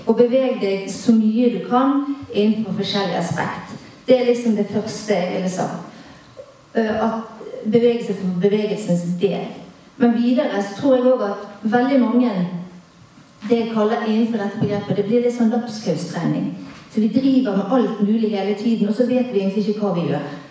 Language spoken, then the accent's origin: Norwegian; Bergen, Vestland, Norway; jeg er bergenser sjøl